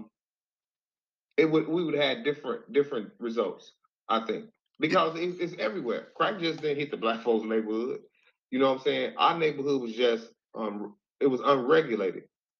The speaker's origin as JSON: {"language": "English", "country": "United States", "tie": "born or raised there", "also_born_or_lived": "Detroit", "said": "I grew up in the Washington Park neighborhood."}